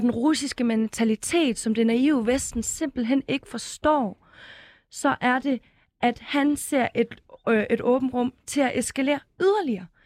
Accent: Ukraine; som ukrainer

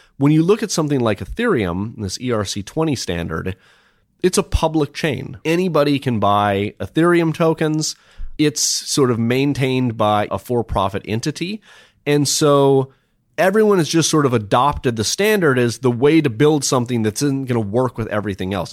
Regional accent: Minnesota, United States; I grew up in Minnesota

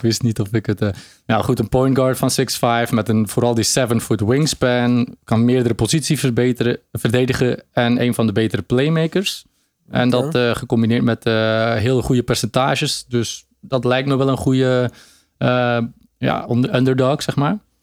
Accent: Belgium; ik ben een Belg

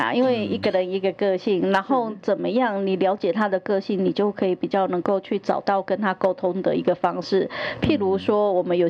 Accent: Taiwan; 其实我们台湾人都是非常友善的。

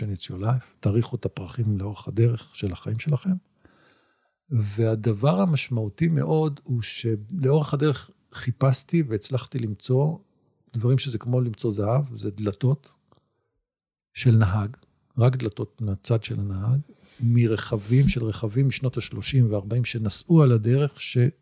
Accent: Israel

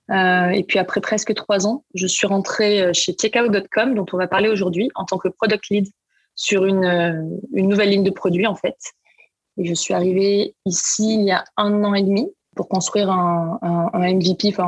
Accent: Marseille, Provence-Alpes-Côte d'Azur, France; je suis originaire de Marseille. Euh, j'ai grandi, euh, j'ai grandi là-bas

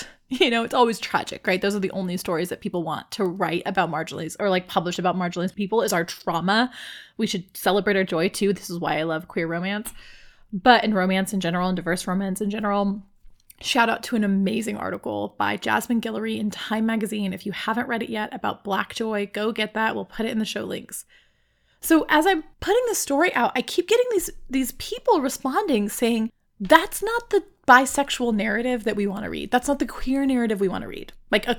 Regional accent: Mexicali, Baja California, Mexico; accent: Mexicali Spanish; My hometown accent of, like, little hickness. I can do my Mexicali Spanish accent that when I go to Mexico City, they laugh and say I sound like a hick

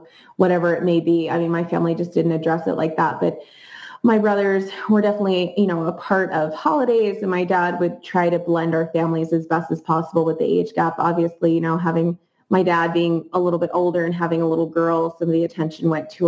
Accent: New Jersey, United States; I grew up in New Jersey in a beautiful suburban community

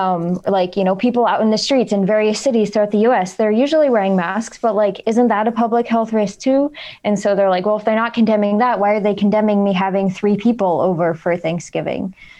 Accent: Washington, United States; now in Iowa, United States; So I'm from Washington State

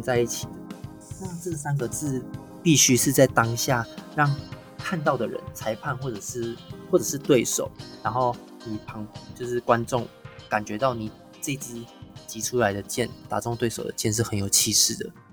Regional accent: Taiwan; 我们台湾人心中都会觉得日本剑道才是比较正宗

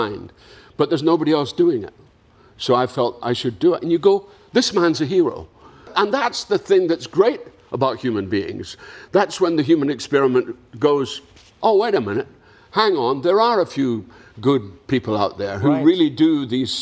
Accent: Dundee, Scotland, United Kingdom; moved away; I was back in my hometown of Dundee in Scotland

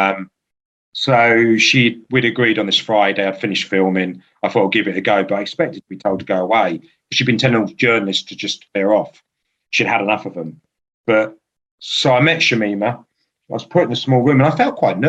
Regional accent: Aldershot, South East England, United Kingdom; moved away; I'm born in Aldershot. I'm not there now.

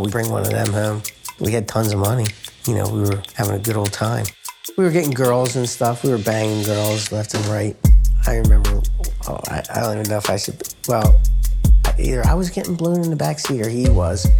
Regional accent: Delaware County, Pennsylvania, United States; I grew up in Delaware County, Pennsylvania

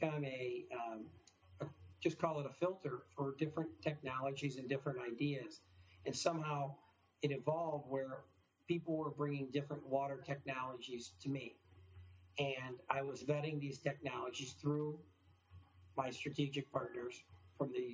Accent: Detroit, Michigan, United States; moved away as an adult; also born or lived in Australia / Washington, D.C. / Brazil; I was born and raised in the Detroit area

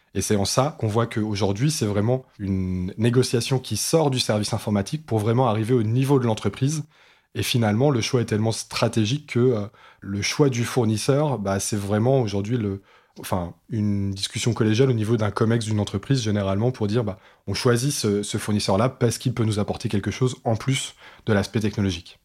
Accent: France; chez nous en France

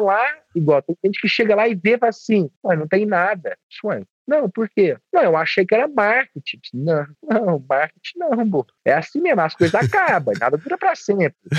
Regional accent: Divinópolis, Minas Gerais, Brazil; accent: mineiro; o meu sotaque, ele, até mesmo para os padrões de Divinópolis aqui, ele é um pouco mais

